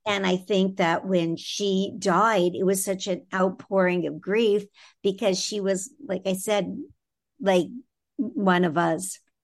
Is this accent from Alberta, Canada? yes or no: no; Toronto, Ontario, Canada; I'm originally from Toronto in Canada